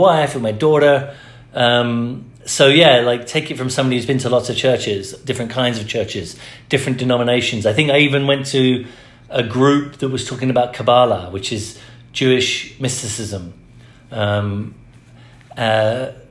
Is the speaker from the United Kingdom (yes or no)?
yes; England, United Kingdom; now in United States; I grew up in the Church of England. When I moved to America, I couldn't go to the Church of England anymore